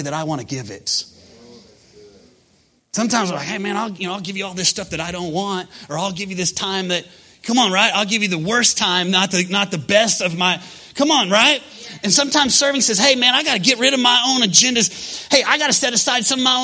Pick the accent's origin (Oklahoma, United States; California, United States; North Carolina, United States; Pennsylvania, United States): Oklahoma, United States; we're from Oklahoma